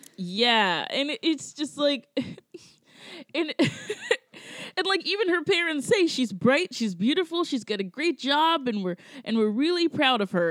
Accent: Georgia, United States; now in New York, United States; I'm from Georgia, so I'm from a, like a culture where it's like everybody gets married like the uh, like either right after high school

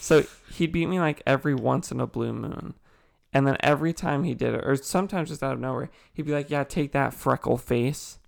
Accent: Ontario, California, United States; also born or lived in Chino Hills, California; I moved from Chino Hills to Ontario, uh, where we met Chance.

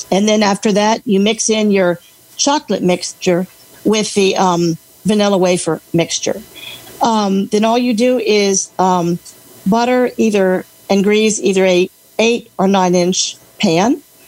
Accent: Alexandria, Virginia, United States; Alexandria, Virginia. Where it's raining right now, but that's okay.

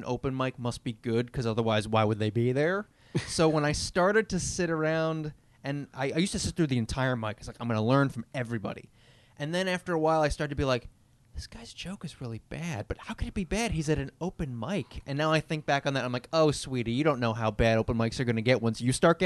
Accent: Long Island, New York, United States; I grew up on Long Island

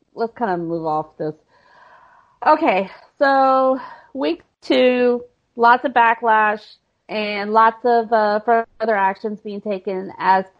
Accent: Houston, Texas, United States; I'm from Houston, like Sammy is.

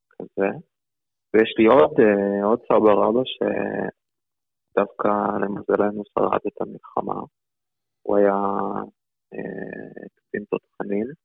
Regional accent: Saint Petersburg, Russia; born there; אני נולדתי בסן פטרבורג, זה בצפון

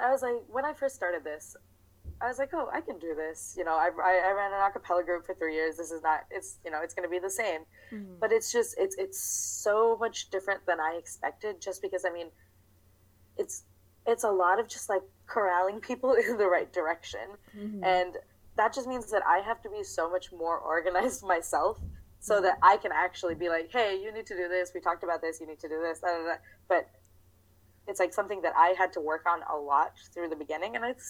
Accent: New Jersey, United States; I am from, well, if we're talking about America, I'm from New Jersey.

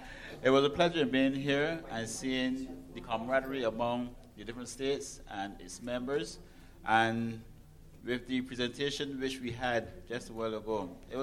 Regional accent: Barbados; culture is different in the way how we speak. So you can tell that we are not from a part of America. We're from the Caribbean.

